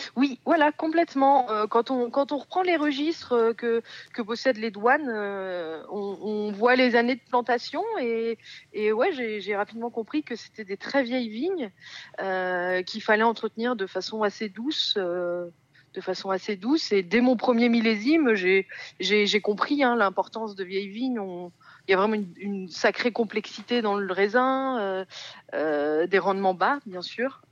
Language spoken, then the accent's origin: French; France; now in Montlouis-sur-Loire, France; je suis originaire du Val-de-Loire